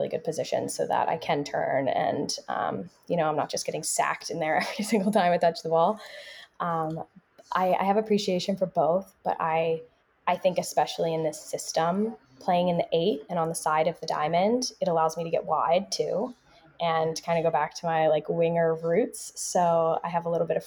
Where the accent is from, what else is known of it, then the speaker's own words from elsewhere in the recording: Philadelphia, Pennsylvania, United States; moved away; I'm from Philadelphia